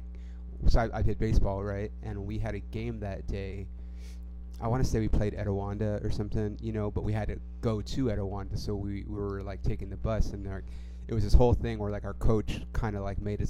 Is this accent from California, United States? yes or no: yes; Ontario, California, United States; moved away; I grew up with a lot of gangs. Like, in my neighborhood specifically, I live, like, on the north side of Ontario